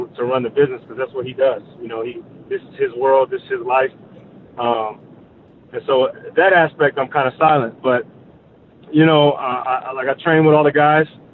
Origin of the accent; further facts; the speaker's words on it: Dallas, Texas, United States; moved away; also born or lived in Park City, Utah; I'm from Dallas originally